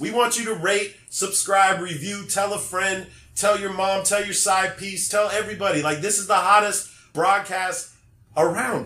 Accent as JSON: {"language": "English", "town": "Los Angeles", "region": "California", "country": "United States", "said": "I'm from Los Angeles"}